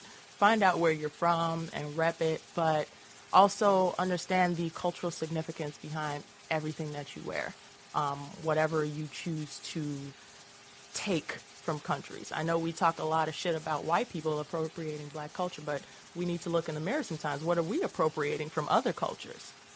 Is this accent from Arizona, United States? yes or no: no; Chicago, Illinois, United States; also born or lived in Boston; now in Lawrence, United States